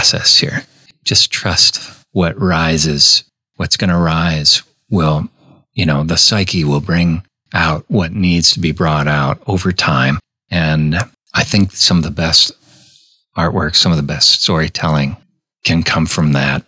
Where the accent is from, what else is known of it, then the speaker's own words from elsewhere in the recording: Minnesota, United States; I grew up in Minnesota in a pretty strict Catholic family